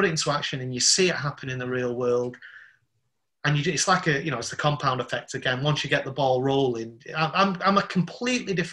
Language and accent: English; Salford, North West England, United Kingdom; also born or lived in Southeast London; now in London, United Kingdom; I'm from Salford in Manchester